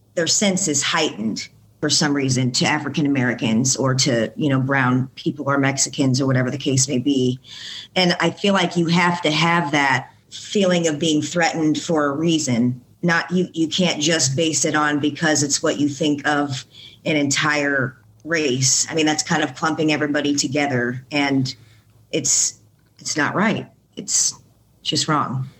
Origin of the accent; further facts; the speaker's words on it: Bloomington, Illinois, United States; also born or lived in Decatur, Illinois; I was born in Decatur, Illinois, but I've been raised in Bloomington for the majority of my life